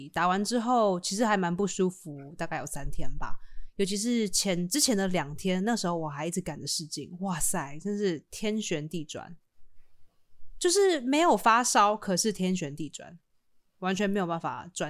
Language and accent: Chinese; Taiwan; 不是说我们台湾人啊，就是如果像我爸爸妈妈，他们也没有办法参与选举